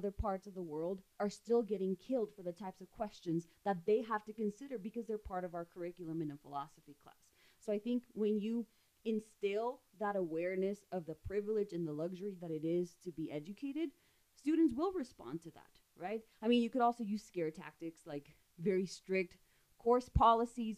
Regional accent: Ciudad Juárez, Chihuahua, Mexico; I grew up in Juarez

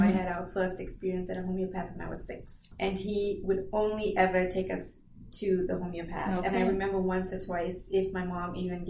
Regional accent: Pretoria, Gauteng, South Africa; moved away as an adult; now in United States; I was born and raised in South Africa.

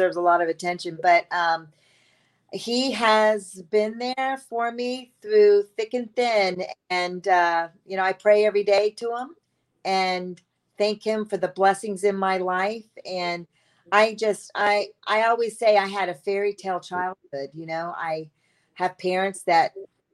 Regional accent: Tampa, Florida, United States; moved away; I am from Tampa, Florida, sunny Tampa, Florida

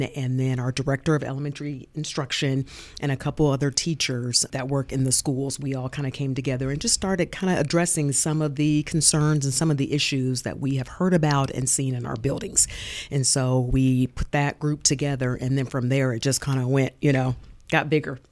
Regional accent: Muncie, Indiana, United States; also born or lived in Nashville, Tennessee; I'm Munsonian, born and raised here. I graduated from Muncie Northside High School.

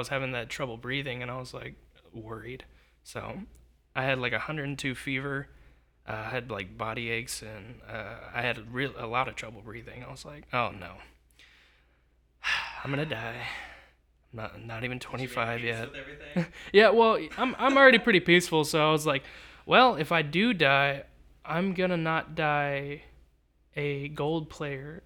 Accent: Texas, United States

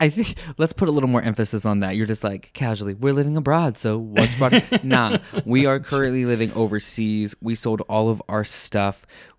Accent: Pennsylvania, United States; moved away as an adult; also born or lived in Indiana; I'm from Pennsylvania, middle of nowhere, dairy farm, population 127.

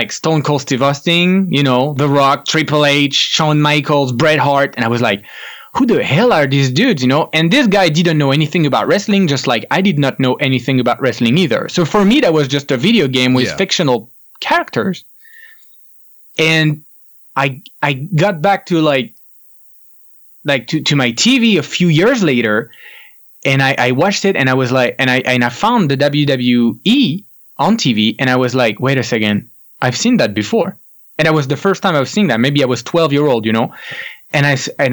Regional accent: France; I am French. I grew up in France. I was born in France.

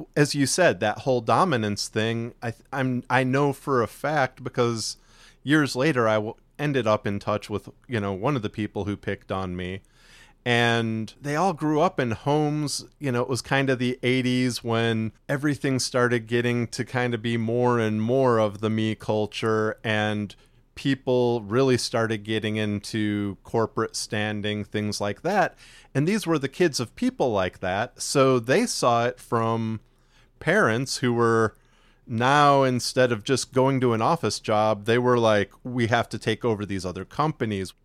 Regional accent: near Chicago, Illinois, United States; now in Texas, United States; we grew up up near Chicago, but we both actually ended up moving to Texas

